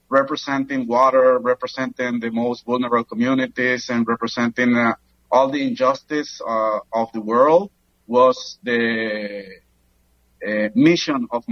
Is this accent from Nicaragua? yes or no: yes; Granada, Nicaragua; now in Managua, Nicaragua; I grew up in Granada, Nicaragua